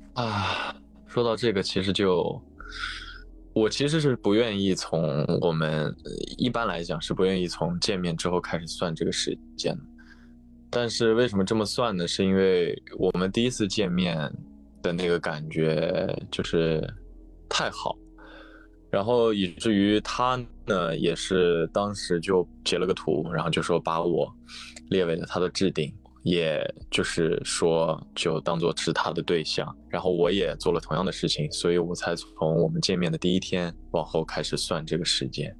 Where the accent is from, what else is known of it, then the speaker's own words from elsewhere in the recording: Northwest China, China; moved away as an adult; now in Hangzhou, China; 我身在西北，来杭州读书已经大概今年是第七年了吧